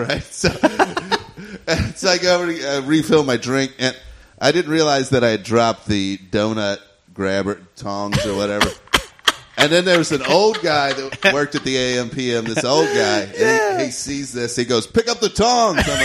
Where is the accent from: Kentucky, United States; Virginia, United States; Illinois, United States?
Kentucky, United States; now in California, United States; I'm from Kentucky